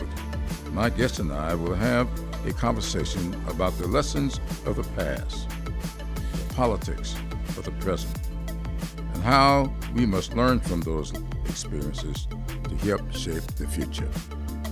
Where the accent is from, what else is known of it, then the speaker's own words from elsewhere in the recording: South Carolina, United States; my home state of South Carolina